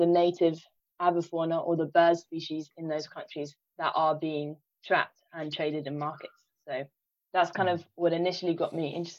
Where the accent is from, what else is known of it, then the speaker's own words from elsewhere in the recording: London, United Kingdom; I'm from London